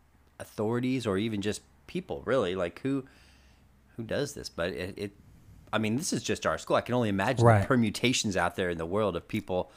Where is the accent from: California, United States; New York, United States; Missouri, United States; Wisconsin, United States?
California, United States; Concord; now in Brentwood, United States; I grew up in Concord, and when I say I moved to Brentwood, people are like, oh, you left the Bay Area? I'm like, hell no.